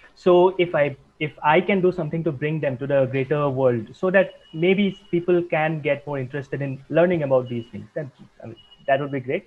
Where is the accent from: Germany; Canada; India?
India; Assam; now in Mumbai, India; I am from India. I was born in the eastern part of India, specifically the northeast, in the state of Assam. Uh, but I have been living in Mumbai for several years now